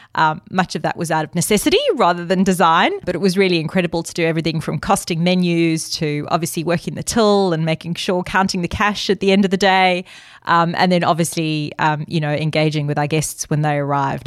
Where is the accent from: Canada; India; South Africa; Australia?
South Africa; I grew up in my dad's restaurant. And my dad came to South Africa as an immigrant